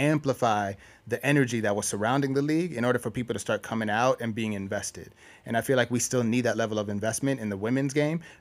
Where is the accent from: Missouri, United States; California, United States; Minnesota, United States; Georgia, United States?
Minnesota, United States; I'm from Minnesota